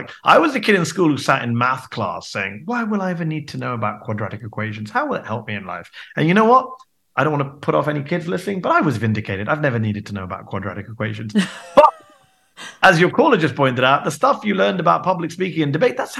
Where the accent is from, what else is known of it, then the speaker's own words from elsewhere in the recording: United Kingdom; now in United States; I'm a British American now, and I think it's the British side of me that's contributing to that.